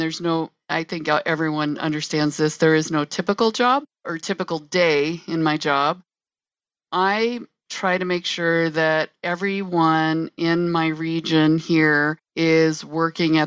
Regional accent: South Dakota, United States; moved away; also born or lived in Illinois; I am originally from South Dakota and I came to the state of Illinois.

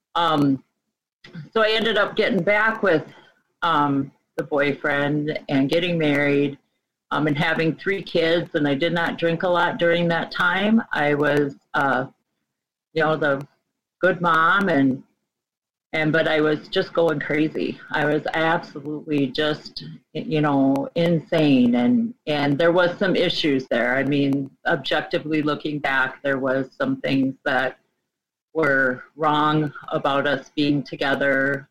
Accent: Midwest, United States; I grew up in the Midwest, a small conservative Catholic um, home

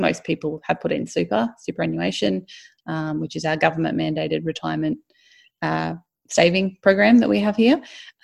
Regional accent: Australia; we're Australian

